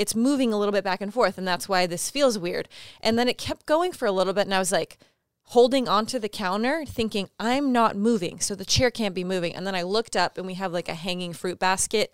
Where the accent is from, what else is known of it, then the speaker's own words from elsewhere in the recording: California, United States; growing up in California